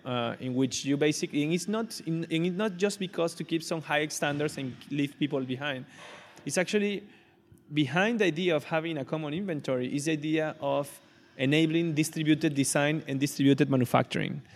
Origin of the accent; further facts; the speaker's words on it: Venezuela; moved away as an adult; also born or lived in Caracas, Venezuela; now in Barcelona, Spain; I was born and raised in, in Venezuela. I was born in Caracas, but raised in a smaller city.